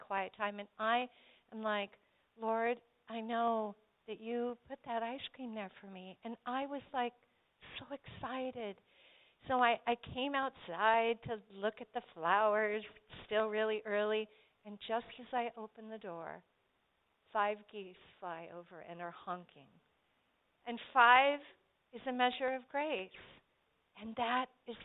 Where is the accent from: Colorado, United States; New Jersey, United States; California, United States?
Colorado, United States; Colorado Springs; when I was a little girl growing up in Colorado Springs